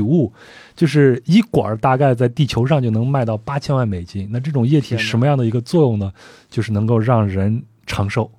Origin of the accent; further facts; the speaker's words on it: China; 就是不光我们中国人啊传言说吃某些东西会壮阳啊什么的